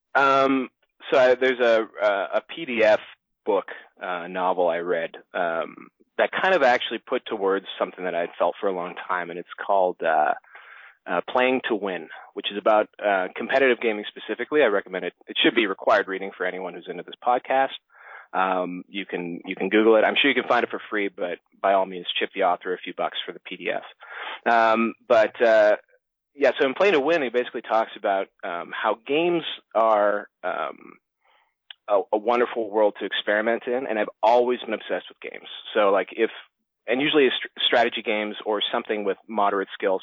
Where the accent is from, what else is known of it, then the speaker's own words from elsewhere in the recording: Toronto, Ontario, Canada; I've come from Toronto, Canada. That's where I uh, that's where I grew up and was raised